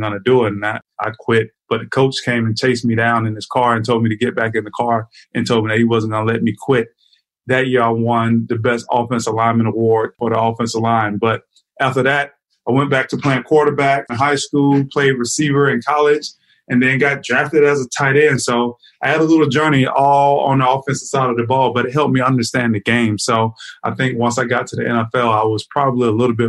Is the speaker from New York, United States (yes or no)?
no; Florida, United States; me growing up in Florida